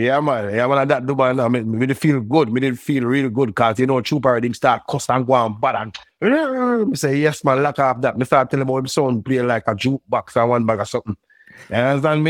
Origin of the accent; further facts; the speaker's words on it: Brooklyn, New York, United States; I grew up in Brooklyn